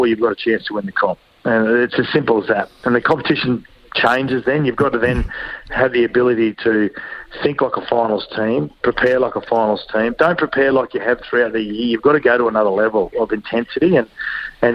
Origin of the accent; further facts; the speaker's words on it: Queensland, Australia; as a Queenslander